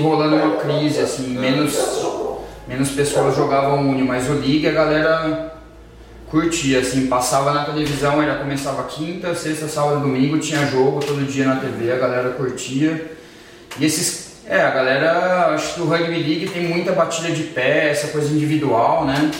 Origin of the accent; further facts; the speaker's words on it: São Carlos, São Paulo, Brazil; moved away as an adult; now in Germany; sou de São Carlos, atualmente estou morando na Alemanha